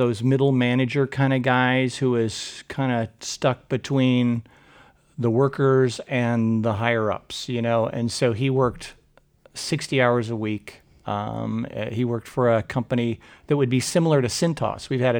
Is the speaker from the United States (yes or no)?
yes; Portland, Oregon, United States; So I grew up here in Portland. I'm a third generation Oregonian.